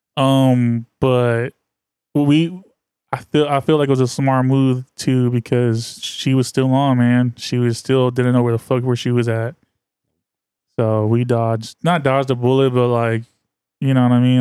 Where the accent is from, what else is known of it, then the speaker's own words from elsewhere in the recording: the Bay Area, California, United States; I'm from the Bay. Like, I'm a Bay, I'm, I'm as Bay as they come